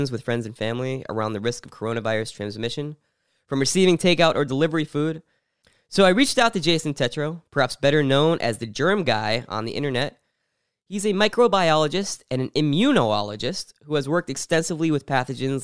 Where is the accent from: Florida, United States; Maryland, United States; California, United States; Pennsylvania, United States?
Pennsylvania, United States; Pittsburgh; now in Brooklyn, United States; I was born in Pittsburgh